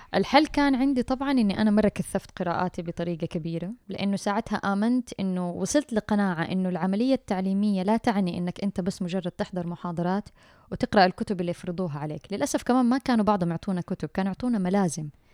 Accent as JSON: {"language": "Arabic", "town": "Mecca", "region": "Makkah Province", "country": "Saudi Arabia", "tie": "born or raised there", "said": "أنا من مواليد مكة"}